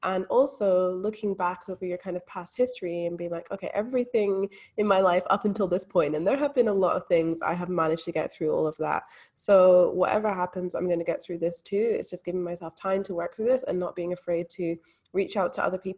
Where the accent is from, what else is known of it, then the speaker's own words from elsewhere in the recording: Scotland, United Kingdom; now in Australia; Yeah, so I'm actually from Scotland, but not a lot of people pick up on that accent. They can definitely tell I'm living in Australia.